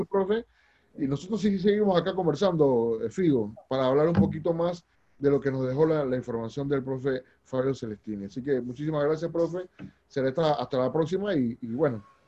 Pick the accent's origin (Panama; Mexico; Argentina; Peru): Panama; nosotros tenemos aquí como panameños normales